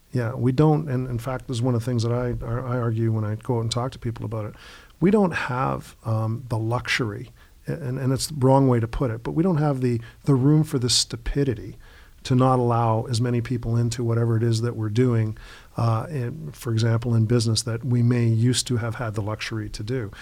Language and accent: English; Canada